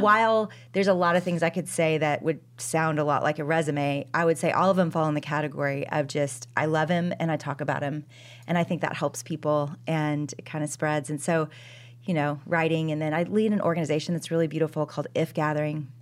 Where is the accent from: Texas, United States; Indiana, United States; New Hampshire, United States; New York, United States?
Texas, United States; Dallas; I am from Dallas, Texas